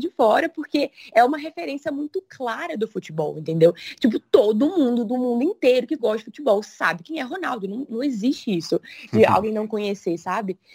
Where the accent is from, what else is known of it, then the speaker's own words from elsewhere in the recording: Brazil; eu sou do Brasil